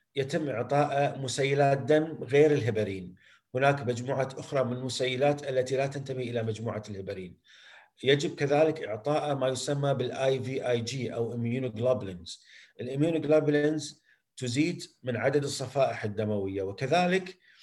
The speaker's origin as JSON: {"language": "Arabic", "country": "Kuwait", "said": "عندنا بالكويت"}